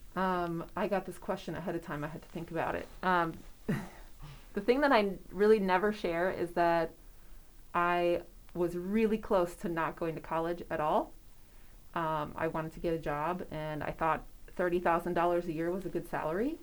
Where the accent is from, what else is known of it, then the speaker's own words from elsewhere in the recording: Wisconsin, United States; now in York, United States; I'm originally from Wisconsin